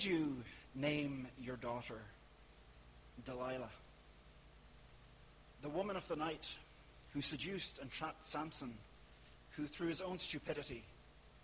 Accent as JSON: {"language": "English", "country": "Ireland", "said": "I'm from the Republic."}